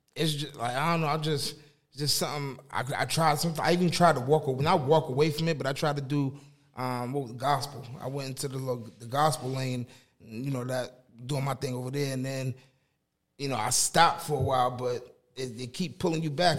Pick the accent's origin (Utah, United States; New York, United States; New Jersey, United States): New Jersey, United States; Newark; also born or lived in Boston, Massachusetts; I moved down to Jersey when I was about what three